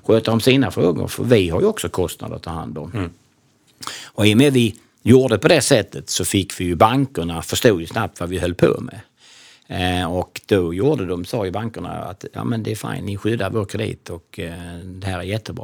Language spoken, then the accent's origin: Swedish; Kristianstad, Skåne, Sweden; moved away as an adult; född och uppvuxen i Kristianstad